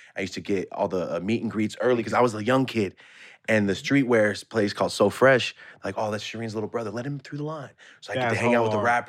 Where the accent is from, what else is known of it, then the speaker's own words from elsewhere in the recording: Merced, California, United States; I'm from Merced.